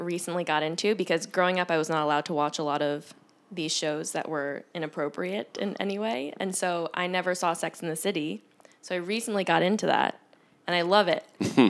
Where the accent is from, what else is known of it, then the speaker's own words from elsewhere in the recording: New York, United States; moved away as an adult; And growing up in New York, I had never heard of that term, actually.